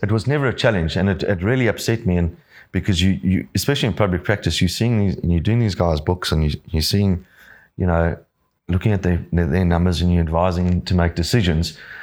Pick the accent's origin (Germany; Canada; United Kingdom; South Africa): South Africa; Johannesburg, Gauteng; now in Yamba, Australia; I grew up in Johannesburg